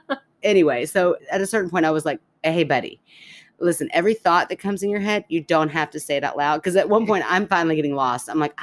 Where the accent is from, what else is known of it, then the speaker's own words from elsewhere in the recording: Canada; I'm Canadian. We get through